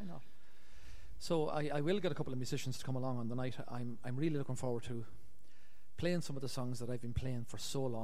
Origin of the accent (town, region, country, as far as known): Ireland; born or raised there